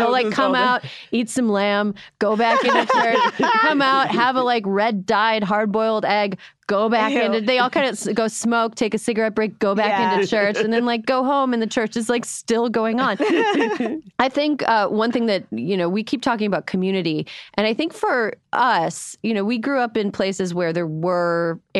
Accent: Barron, Wisconsin, United States; moved away; there's a pretty large Somali population up where I grew up in Barron, Wisconsin, which is close to Frederick.

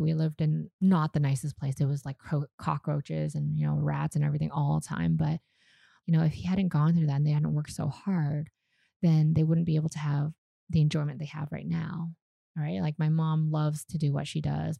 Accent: Vancouver, British Columbia, Canada; born or raised there; first language Vietnamese; English is a second language; moved away as an adult; also born or lived in Calgary, Canada; now in Vietnam

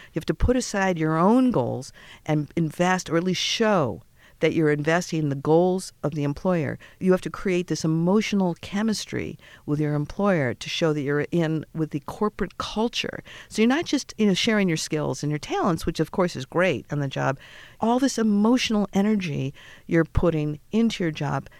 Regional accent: Boston, Massachusetts, United States; I'm from Boston

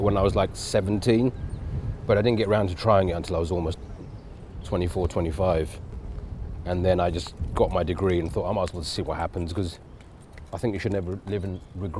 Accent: England, United Kingdom; even being Indian, but growing up in England, I was living two worlds at the same time.

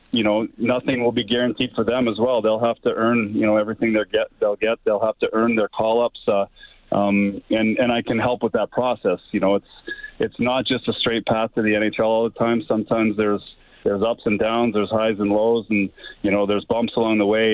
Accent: Camrose, Alberta, Canada; growing up in Camrose

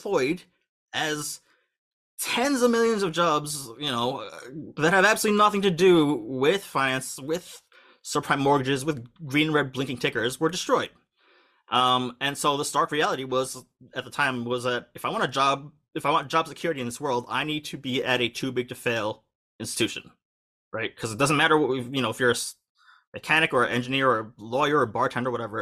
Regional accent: United States; moved away as an adult; also born or lived in New York; now in Tokyo, Japan; I'm, you know, U.S. born and raised, as you can tell by my accent

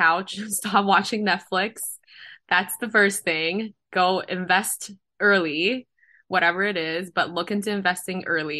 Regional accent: Guangzhou, Guangdong, China; moved away as an adult; now in Los Angeles, United States; I'm from China. I'm Chinese.

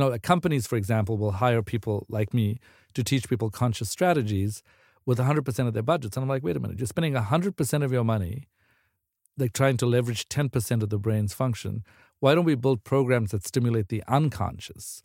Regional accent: South Africa; moved away as an adult; now in United States; I'm originally from South Africa, so I was sort of like what my friends would call like a like uh, too eager immigrant.

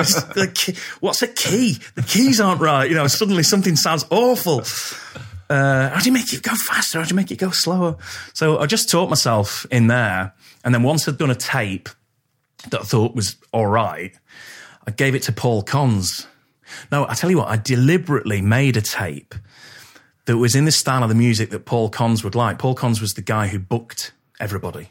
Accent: Poynton, North West England, United Kingdom; I grew up in Poynton

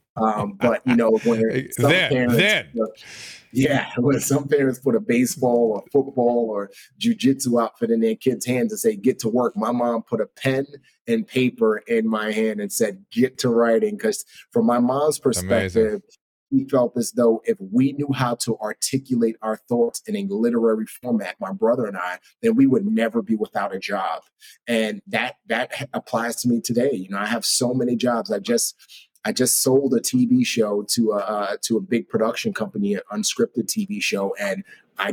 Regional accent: New York City, New York, United States; also born or lived in Nigeria; brought my brother and I back to the United States, and we grew up in the Bronx

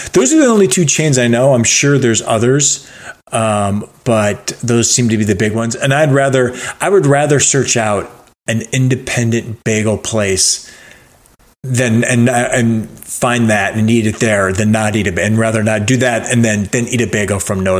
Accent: Cleveland, Ohio, United States; moved away; In Cleveland, there was and is a great bagel place, because in our suburb it was predominantly Jewish

